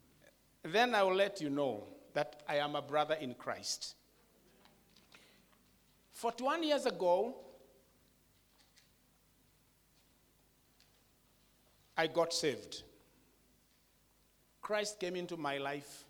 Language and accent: English; Kenya; I'm from a Kikuyu tribe in Kenya